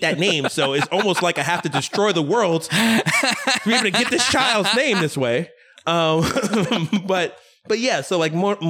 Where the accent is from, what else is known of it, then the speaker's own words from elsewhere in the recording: New York, United States; from my hometown, you know, New York